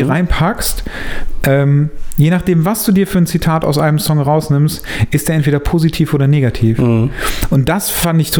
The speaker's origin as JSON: {"language": "German", "country": "Germany", "said": "Ich bin Deutscher, deswegen"}